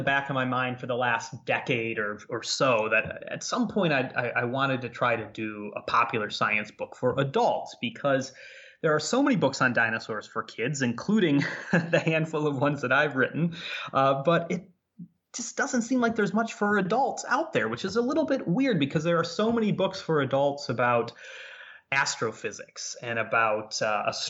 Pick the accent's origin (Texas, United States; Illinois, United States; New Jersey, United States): Illinois, United States; Ottawa; I worked for my hometown newspaper in Ottawa, Illinois